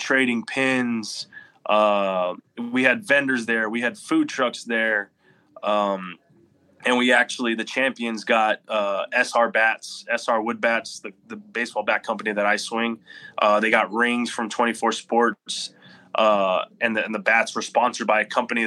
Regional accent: Corpus Christi, Texas, United States; I don't know many big leaguers from Corpus Christi, but I want them to be like, hey, you know what? If he can do it and he's from my hometown

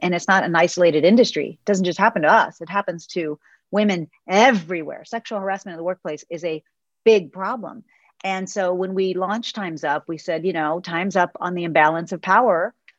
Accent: Texas, United States; as a Texan

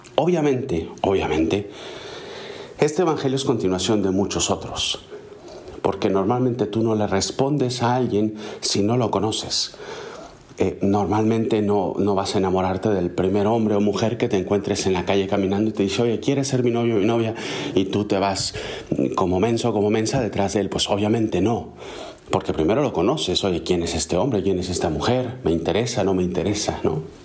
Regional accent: Mexico; En México, el país de donde soy originario

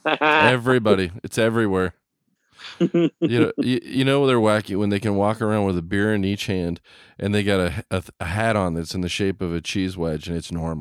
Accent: West Coast, United States; I grew up on the West Coast.

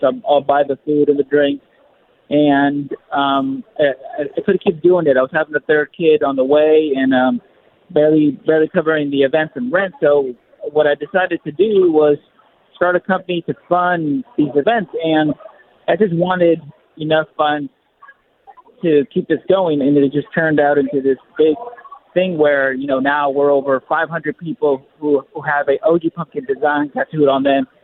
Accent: Southern California, United States; moved away as an adult; I'm from Southern California

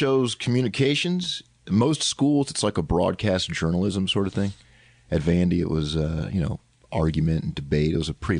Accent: Nashville, Tennessee, United States; accent: Southern; I'm from Nashville. My dad was a professor there.

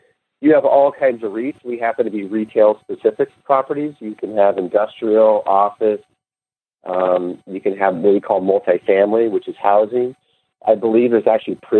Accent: Los Angeles, California, United States; also born or lived in San Diego, United States; I grew up in L.A.

